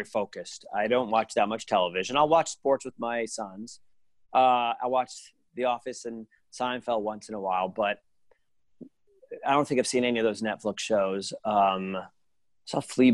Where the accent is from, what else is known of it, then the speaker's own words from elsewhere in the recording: Providence, Rhode Island, United States; now in New Jersey, United States; I grew up in Providence, Rhode Island. I live in New Jersey